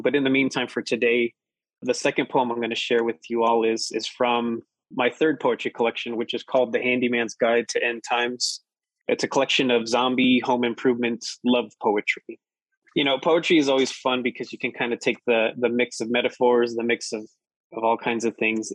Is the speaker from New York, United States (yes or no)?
no; Colorado Springs, Colorado, United States; also born or lived in Pueblo, Colorado; I grew up in Colorado Springs